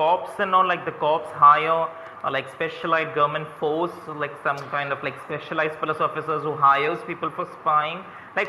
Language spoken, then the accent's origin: English; India; I'm from India